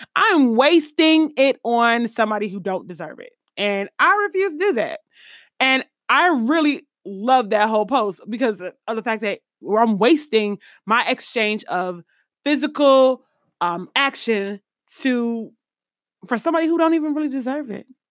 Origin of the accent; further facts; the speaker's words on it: East Coast, United States; moved away; also born or lived in Midwest; I'm from the East Coast originally and then Midwest secondary